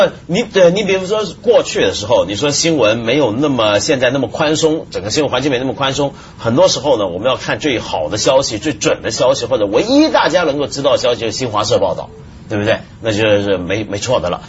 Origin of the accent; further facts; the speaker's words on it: Taiwan; 因为我小时候在台湾